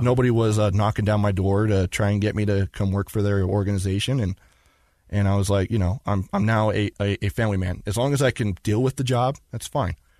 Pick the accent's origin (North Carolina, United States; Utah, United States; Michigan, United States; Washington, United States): Utah, United States; Magna; I was born and raised here in Utah, in Magna